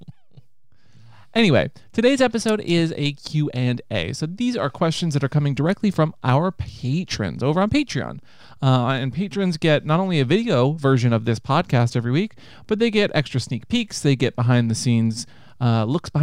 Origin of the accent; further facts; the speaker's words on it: Seattle, Washington, United States; I grew up in Seattle